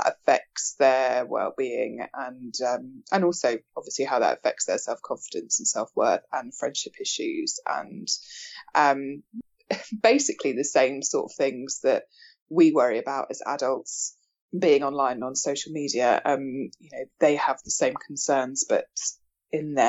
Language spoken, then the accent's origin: English; Bournemouth, South West England, United Kingdom; also born or lived in York; I'm from Bournemouth.